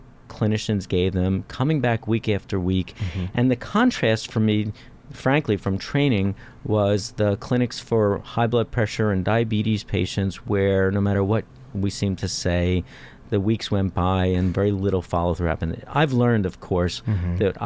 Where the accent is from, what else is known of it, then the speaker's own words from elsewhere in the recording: Philadelphia, Pennsylvania, United States; moved away as an adult; I grew up in Philadelphia.